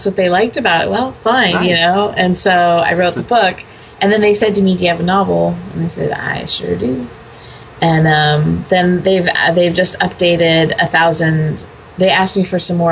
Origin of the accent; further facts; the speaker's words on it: California, United States; moved away as an adult; I was a fifth generation Californian before I moved